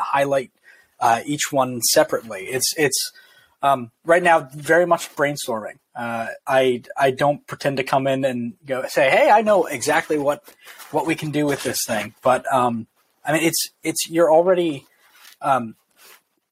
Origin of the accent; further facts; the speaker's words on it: New Jersey, United States; moved away as an adult; also born or lived in Pittsburgh, Pennsylvania; now in Oxford, Mississippi, United States; I was born and raised in New Jersey, right outside New York City